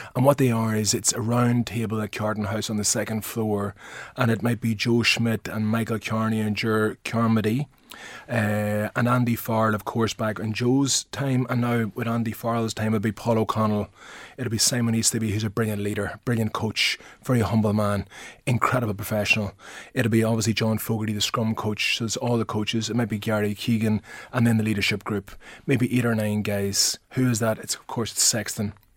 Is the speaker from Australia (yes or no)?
no; Armagh, Northern Ireland, United Kingdom; accent: northern; my northern accent